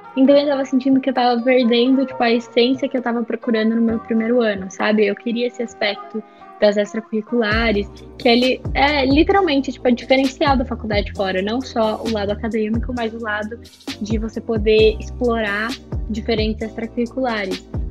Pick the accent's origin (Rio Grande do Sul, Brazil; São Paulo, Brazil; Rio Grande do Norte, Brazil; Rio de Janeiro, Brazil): São Paulo, Brazil; Sorocaba; also born or lived in Itu; eu sou de Sorocaba, eu estudei no Colégio Irapuru. É, na verdade, eu moro em Itu